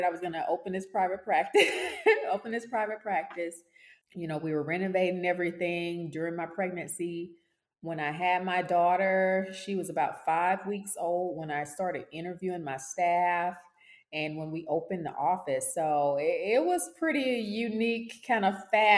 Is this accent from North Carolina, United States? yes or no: no; Dallas, Texas, United States; moved away as an adult; also born or lived in Louisiana / Mississippi / South Carolina / England; I'm from Dallas, Texas, originally